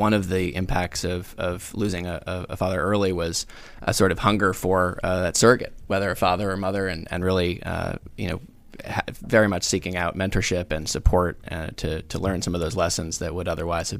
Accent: South Carolina, United States; also born or lived in Rhode Island / Virginia; I'm from two places. I'm from Rhode Island and South Carolina.

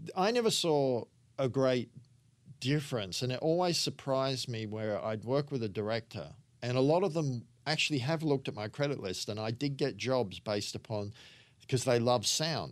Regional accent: Sydney, New South Wales, Australia; also born or lived in England; I grew up in Sydney on the northern beaches

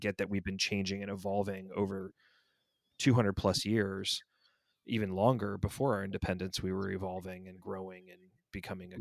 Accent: Atlanta, Georgia, United States; growing up in the South

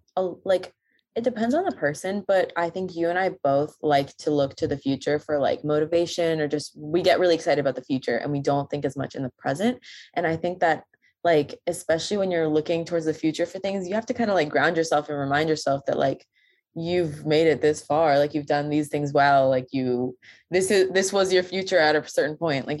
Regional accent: Boston, Massachusetts, United States; I'm from Boston, actually.

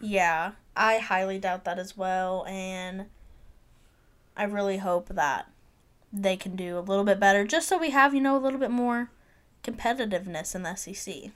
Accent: Mississippi, United States; I grew up in Mississippi for a lot of my life.

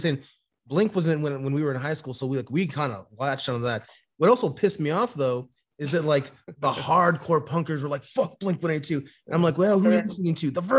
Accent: California, United States; we're from California.

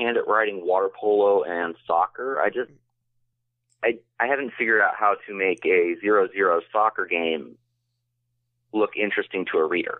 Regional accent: Pennsylvania, United States; I grew up just outside of Philadelphia.

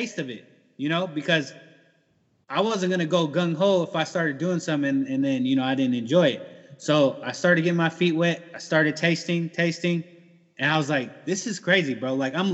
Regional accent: San Diego, California, United States; moved away as an adult; now in Iowa, United States; born and raised in San Diego

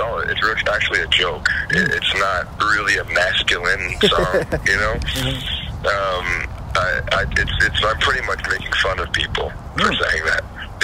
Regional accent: Orange County, California, United States; I'm from Orange County, California

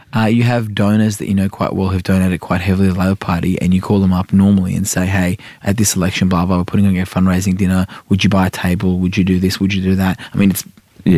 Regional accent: Sydney, New South Wales, Australia; also born or lived in Iran; I'm an inner city wog from Sydney

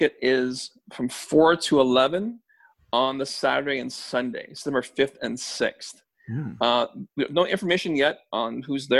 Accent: Toronto, Ontario, Canada; both Ken and I grew up in Scarborough, so Town Center, we know it quite well.

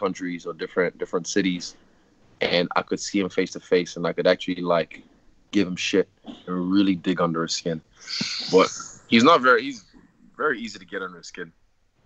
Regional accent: Lagos, Nigeria; I'm from Lagos City, Nigeria

